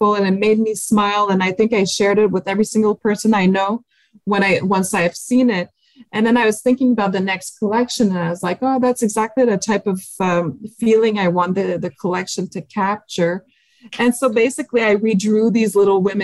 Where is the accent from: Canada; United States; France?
France; accent: French; my French accent